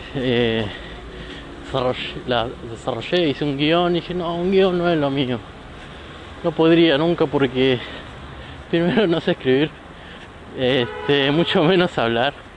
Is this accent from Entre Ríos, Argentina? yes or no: no; La Plata, Buenos Aires Province, Argentina; soy argentina, eh, más precisamente de La Plata, no importa de qué barrio, soy platense.